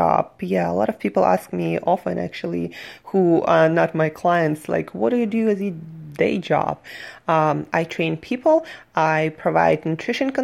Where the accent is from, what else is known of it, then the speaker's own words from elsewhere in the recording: Surgut, Khanty-Mansi Autonomous Okrug, Russia; moved away as an adult; now in New York, United States; I'm from Russia, Siberia, a city called Surgut